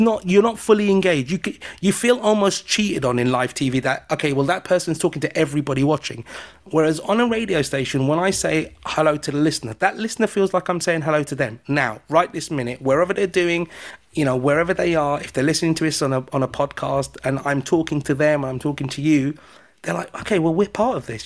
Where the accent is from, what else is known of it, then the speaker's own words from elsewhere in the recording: United Kingdom; I'm British